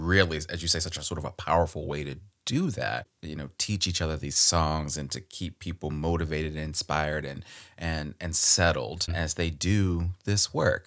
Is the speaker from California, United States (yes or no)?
no; Baltimore, Maryland, United States; Born and raised in Baltimore, Maryland, my home